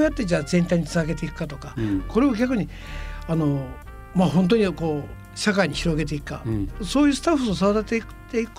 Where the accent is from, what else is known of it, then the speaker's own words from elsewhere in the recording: Fukuoka, Japan; 僕らはやっぱり福岡博多で育ってもらいました、